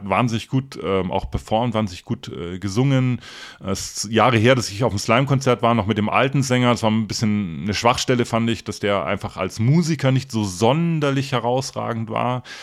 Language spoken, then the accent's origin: German; Donauwörth, Bavaria, Germany; ich glaube es war 1991, auf dem Baggersee Open Air in meiner Heimatstadt Donauwörth.